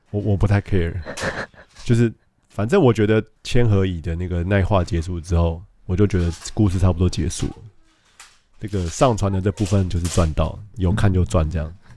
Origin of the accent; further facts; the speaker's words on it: Taipei, Taiwan; 我老家，我爸妈家，他在师大路